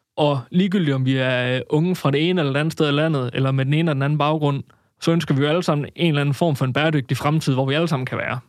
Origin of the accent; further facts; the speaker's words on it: Denmark; jeg er vokset op i Ohlsminde, som jo egentlig er